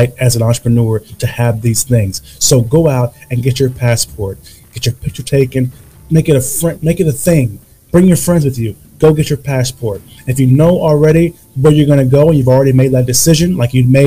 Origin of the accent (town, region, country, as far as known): United States; moved away